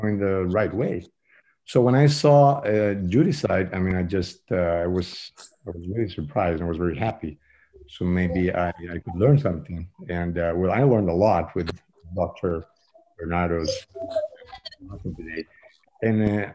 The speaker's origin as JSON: {"language": "English", "country": "Bolivia", "moved": "as an adult", "lives_now": "Phoenix, United States", "said": "I'm relatively new in the States. I just came here a couple of years ago. I come from Bolivia"}